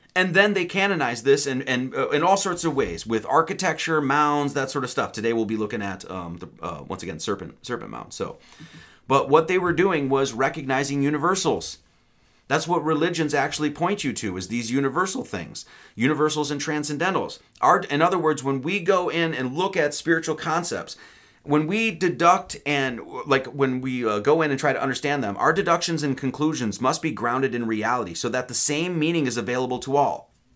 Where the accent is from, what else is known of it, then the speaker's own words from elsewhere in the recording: Wisconsin, United States; I grew up in Wisconsin